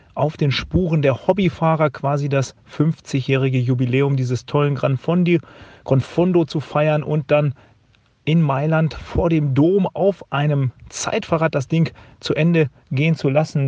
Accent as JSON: {"language": "German", "area": "Bergisches Land", "region": "North Rhine-Westphalia", "country": "Germany", "tie": "born or raised there", "said": "in meiner Heimat, im, im Bergischen"}